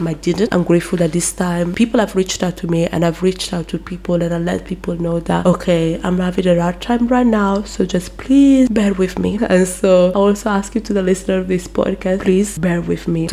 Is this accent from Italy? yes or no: yes; Brescia, Lombardy, Italy; I was from Northern Italy